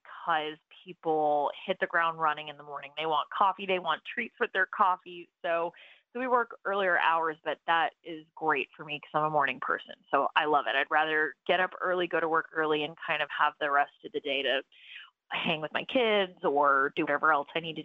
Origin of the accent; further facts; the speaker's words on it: Raleigh, North Carolina, United States; moved away as an adult; my sister and I were born and raised in Raleigh